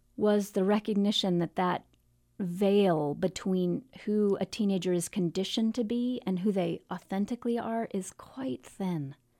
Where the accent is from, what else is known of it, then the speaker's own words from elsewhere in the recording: Virginia, United States; now in Portland, United States; I grew up in Virginia